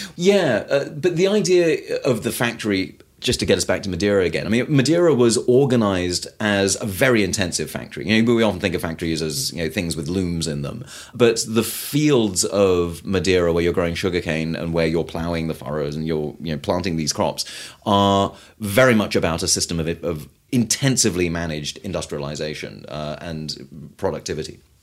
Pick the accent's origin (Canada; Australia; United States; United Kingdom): United Kingdom; I'm British